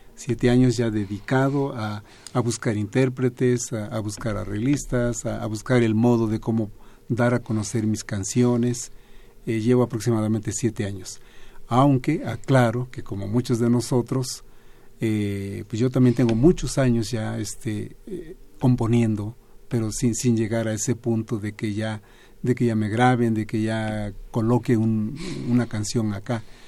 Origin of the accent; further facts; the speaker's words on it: Guerrero, Mexico; now in Mérida, Mexico; yo soy de Gilotepec, un poblado pequeño del estado de Guerrero